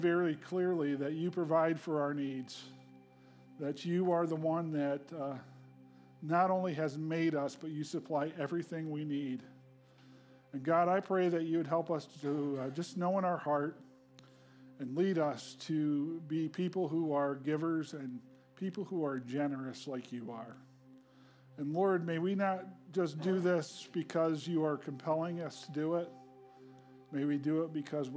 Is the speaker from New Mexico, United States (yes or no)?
no; Hancock, New York, United States; moved away; I grew up outside of Hancock